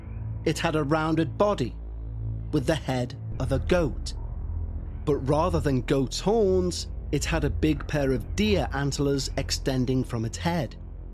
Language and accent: English; Ireland; As I mentioned at the start, I'm an Irish traveller, and for 1,000 years, generation after generation of my ancestors have roamed the roads, lanes, boreens and byways of this country